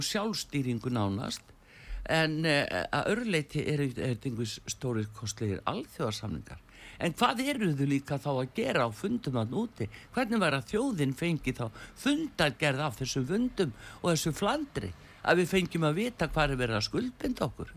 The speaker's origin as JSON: {"language": "Icelandic", "country": "Iceland", "said": "við erum með Íslendingar"}